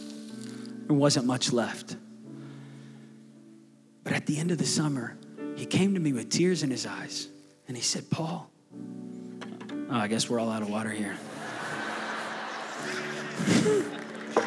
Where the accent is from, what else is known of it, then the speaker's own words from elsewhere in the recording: Tulsa, Oklahoma, United States; Tulsa, Oklahoma.